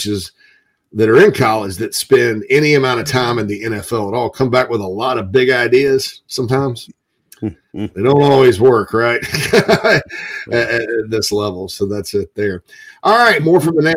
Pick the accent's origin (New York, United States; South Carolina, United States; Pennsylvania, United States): South Carolina, United States; Spartanburg; also born or lived in Chicago; my hometown of Spartanburg, Daniel Morgan Avenue